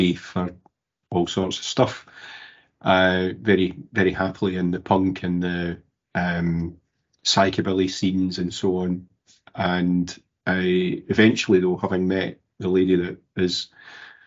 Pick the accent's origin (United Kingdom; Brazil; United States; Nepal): United Kingdom; Glasgow, Scotland; I'm from Govan in Glasgow. Early life, classic, working class family. Govan's not exactly the posh end of Glasgow, so free dinners at school.